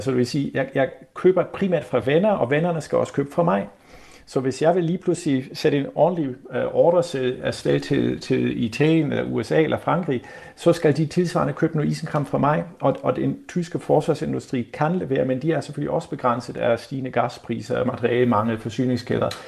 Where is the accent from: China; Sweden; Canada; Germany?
Germany; moved away; som tysker